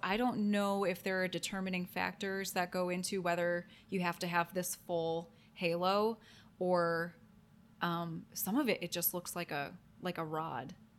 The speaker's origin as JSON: {"language": "English", "town": "Toledo", "region": "Ohio", "country": "United States", "tie": "born or raised there", "said": "I grew up in Toledo, Ohio"}